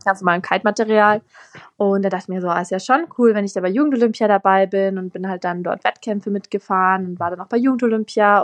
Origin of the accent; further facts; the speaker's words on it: south of Munich, Bavaria, Germany; ich komme auch aus Bayern und da wohne ich jetzt auch nicht am Meer